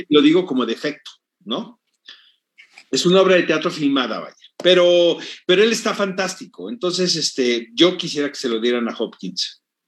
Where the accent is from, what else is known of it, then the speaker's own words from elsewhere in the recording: Mexico; en mi país